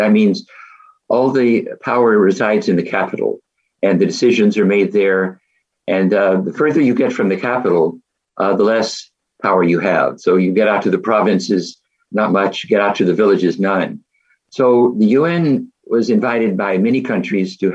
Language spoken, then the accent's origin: English; Oklahoma, United States; moved away as an adult; also born or lived in Chicago, United States / Malaysia / South Korea / Jamaica; now in Swannanoa, United States; growing up in Oklahoma and attending grad school in Chicago